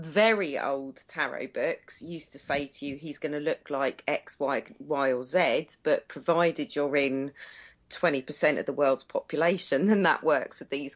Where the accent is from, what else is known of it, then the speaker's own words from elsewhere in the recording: United Kingdom; being British